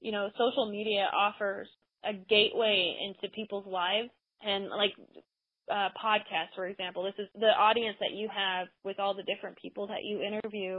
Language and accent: English; United States; being an American, a woman in America